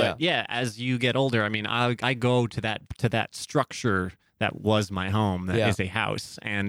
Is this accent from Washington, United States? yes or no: no; Long Island, New York, United States; we grew up on Long Island